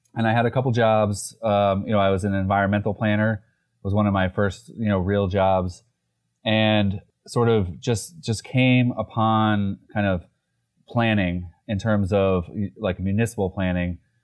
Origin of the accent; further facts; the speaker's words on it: Easthampton, Massachusetts, United States; also born or lived in Holyoke; I grew up in East Hampton